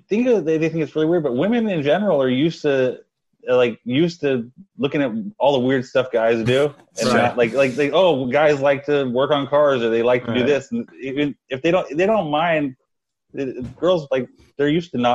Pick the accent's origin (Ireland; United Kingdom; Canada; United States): United States; Vallejo, California; now in San Jose, United States; I grew up in Vallejo, not too far from Oakland. Yeah. I live in San Jose.